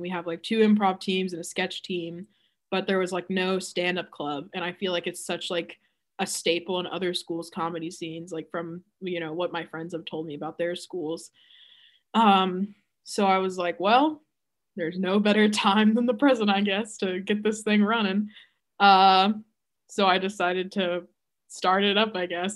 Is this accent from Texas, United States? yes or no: yes; Texas, United States; I am from Texas